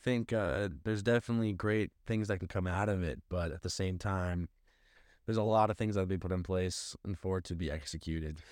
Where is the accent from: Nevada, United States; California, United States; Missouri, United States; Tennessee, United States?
Missouri, United States; St. Louis; I am from Saint Louis